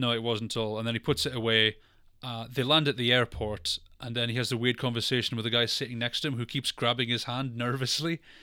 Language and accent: English; Scotland, United Kingdom; I'm from Scotland